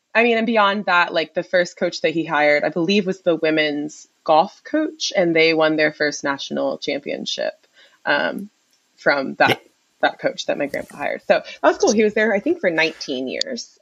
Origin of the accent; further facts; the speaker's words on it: Durham, North Carolina, United States; moved away as an adult; also born or lived in Ohio / Philadelphia; I'm from Durham. Okay. Um, I was born and raised there, 919 forever